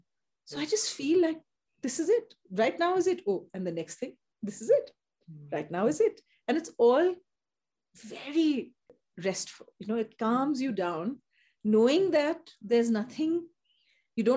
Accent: Upper Assam, India; I grew up in the tea estates, and I grew up in Upper Assam

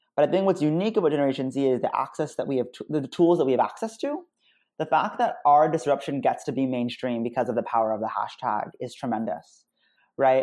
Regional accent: United States; I'm American Muslim

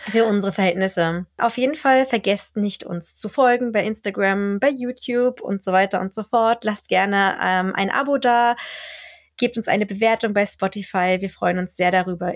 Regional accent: Germany; now in Sweden; als Deutscher

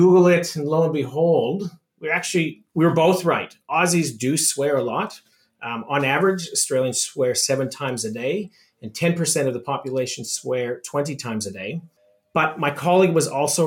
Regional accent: Saskatoon, Saskatchewan, Canada; as a young boy growing up in Saskatoon, Saskatchewan, which is essentially in the middle of Canada

